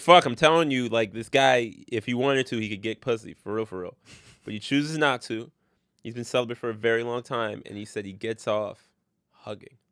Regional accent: Orange County, upstate New York, United States; now in New York City, United States; I'm from Orange County. Well, I went to high school in Orange County.

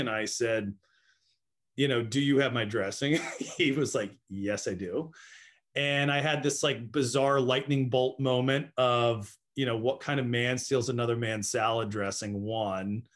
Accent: Annapolis, Maryland, United States; I'm from Annapolis, Maryland.

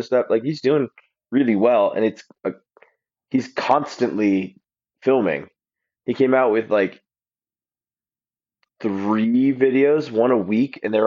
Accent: Alaska, United States; moved away; I grew up in Alaska

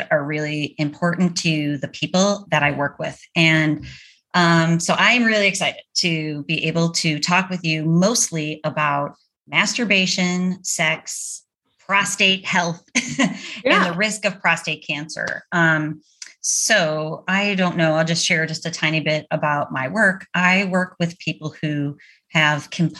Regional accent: Orchard Park, New York, United States; now in Chapel Hill, United States; I'm from Buffalo too

